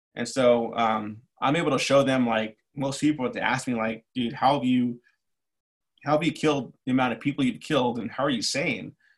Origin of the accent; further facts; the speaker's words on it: Los Angeles, California, United States; moved away as an adult; also born or lived in New York City / Chicago; now in Cleveland, United States; I grew up in East